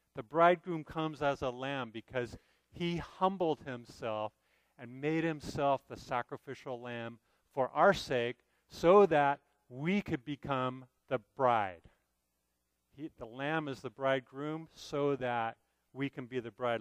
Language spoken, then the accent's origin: English; United States; as American believers